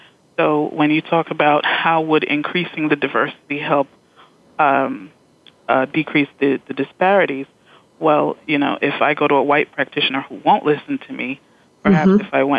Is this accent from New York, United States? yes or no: yes; New York, United States; I'm from New York, mm-hmm. and our governor has, you know, commissioned task forces